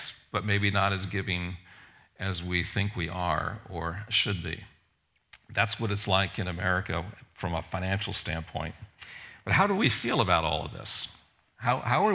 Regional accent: Japan; now in United States; I was born and raised in Japan, and I get to go back to Japan every once in a while.

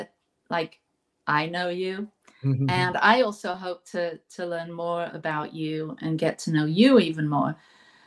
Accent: England, United Kingdom; now in United States; I grew up in England, and our church, the Church of England, was more like the Episcopal

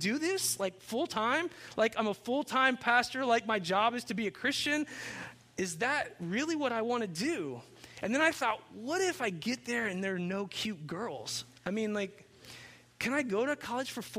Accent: Chandler, Indiana, United States; moved away as an adult; also born or lived in Cincinnati, Ohio; I grew up in Chandler, Indiana, which is a town of one stoplight

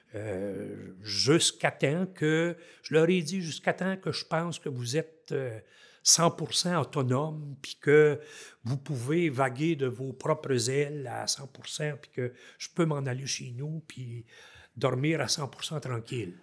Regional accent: Haute-Gatineau, Outaouais, Quebec, Canada; moved away as an adult; en Outaouais, ici, dans ma région natale, en haute gatineau

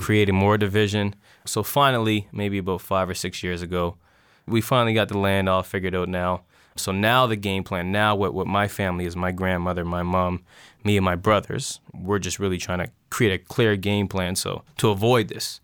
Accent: North Preston, Nova Scotia, Canada; it's the only place I grew up

